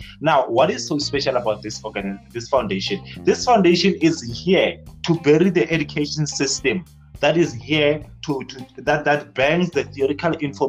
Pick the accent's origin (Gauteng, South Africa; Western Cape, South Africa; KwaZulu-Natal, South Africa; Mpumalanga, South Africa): Mpumalanga, South Africa; KwaNdebele; 21-year-old student teacher from the University of Technology. I was born and bred in Falbank, KwaNdebele, and I was raised here